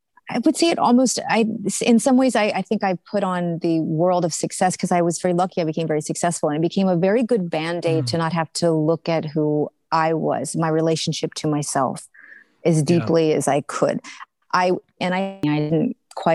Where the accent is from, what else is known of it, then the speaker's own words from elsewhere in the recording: United States; moved away as an adult; also born or lived in New York City / Kenya / Uganda / Rome; now in Canada; I left my country 13 years ago, and Canada is not my country. It's not my home country. It's my adopted country